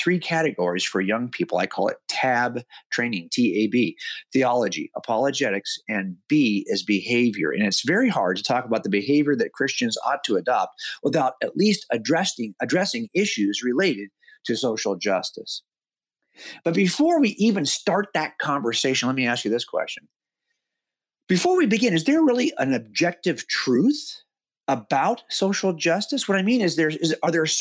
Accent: United States; as I was a kid growing up in America

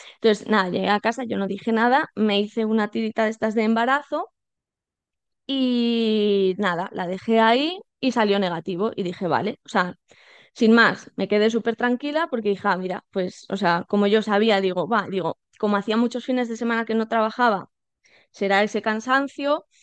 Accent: Salamanca, Castile and León, Spain; now in Madrid, Spain; yo vivo en Madrid, soy de Salamanca, pero vivo en, en Madrid.

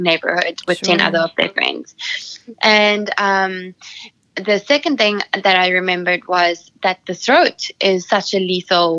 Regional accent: Sedgefield, Western Cape, South Africa; my hometown, Nel-Peters, Sedgefield in South Africa

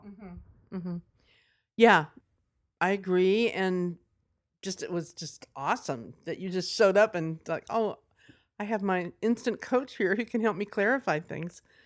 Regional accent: Nashville, Tennessee, United States; I'm from Nashville

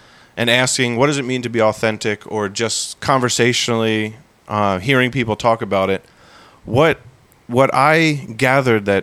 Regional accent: United States; we as the American culture

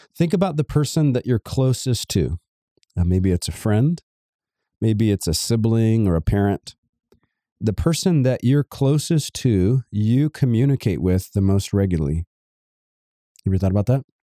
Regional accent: Savannah, Georgia, United States; I come from Georgia, Savannah, Georgia, to be exact

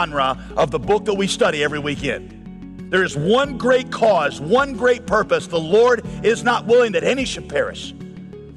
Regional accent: United States; as an American

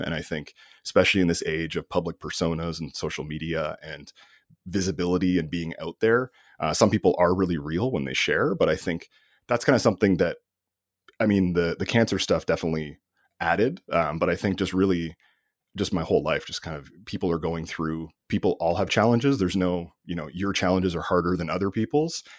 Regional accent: Canada; I'm Canadian

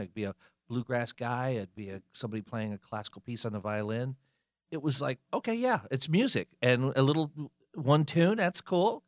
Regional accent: Fayetteville, North Carolina, United States; moved away as an adult; also born or lived in Colorado; now in Charlotte, United States; came back to North Carolina, but came to Charlotte instead of Fayetteville, where I grew up

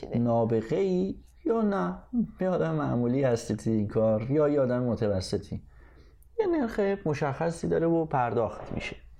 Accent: Tehran, Tehran Province, Iran; moved away as an adult; also born or lived in England; now in Canada; ما از ایرانی که موتنمون بود و بزرگ شدیم توش و خاطره داریم توش و همه اینا بریدیم اومدیم توی قربت

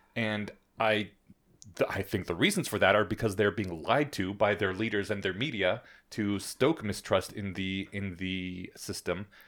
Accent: Colorado, United States; I come from Colorado. We don't pronounce our T's here.

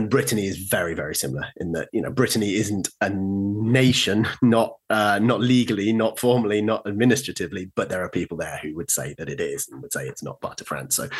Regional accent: Cornwall, South West England, United Kingdom; I'm from Cornwall. And I have always described myself as Cornish

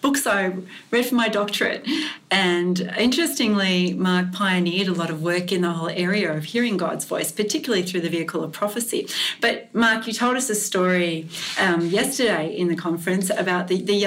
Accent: Australia; accent: Australian; listening to my Australian accent

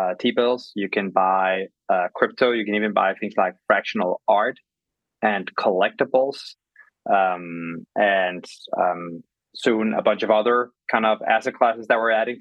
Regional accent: Copenhagen, Capital Region of Denmark, Denmark; also born or lived in London; now in New York, United States; I'm originally from Copenhagen, now live in New York

